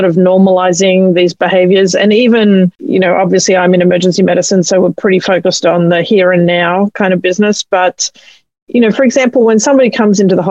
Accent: Australia; now in United States; You can probably tell I'm from Australia

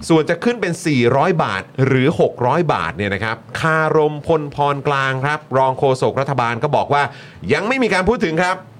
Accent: Bangkok, Thailand; เกิดและก็โตในกรุงเทพมหานคร

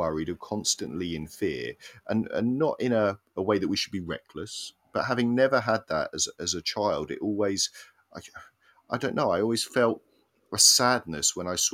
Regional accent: Cambridge, East of England, United Kingdom; I grew up in Cambridge

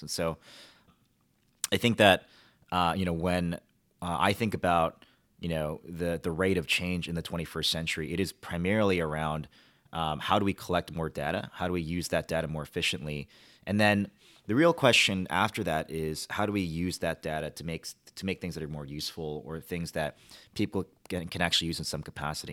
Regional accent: Washington, Washington, D.C., United States; also born or lived in Michigan; My parents actually moved to Washington

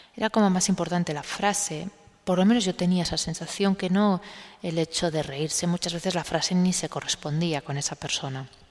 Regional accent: Spain; en un país como el español

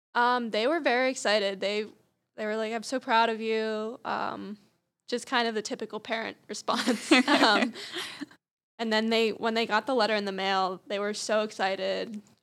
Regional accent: outside of Harrisburg, Pennsylvania, United States; I'm from outside of Harrisburg, Pennsylvania.

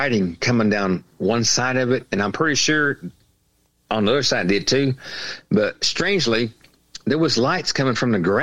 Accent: Oklahoma, United States; I grew up in Oklahoma

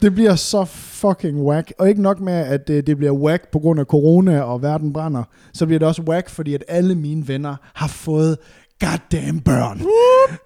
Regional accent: West Jutland, Central Denmark Region, Denmark; moved away; jeg er jo fra Vestjylland af

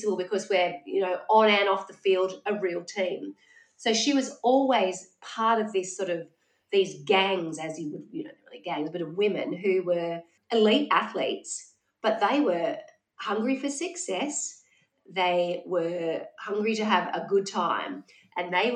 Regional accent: Wollongong, New South Wales, Australia; growing up in Wollongong

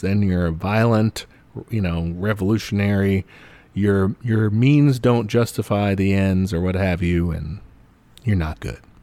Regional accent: United States; as an American

